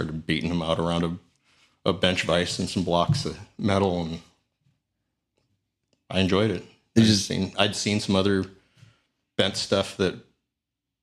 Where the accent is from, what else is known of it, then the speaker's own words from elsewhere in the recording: Sacramento, California, United States; moved away as an adult; also born or lived in Milwaukee, Wisconsin / Seattle area, Washington; now in Seattle, United States; I was born in Milwaukee, raised around Sacramento, but I've been in the Seattle area since I was 19